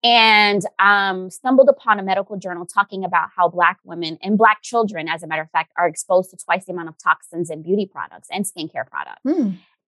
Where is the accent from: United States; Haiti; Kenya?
Haiti; I know when I grew up in Haiti, they used to make fun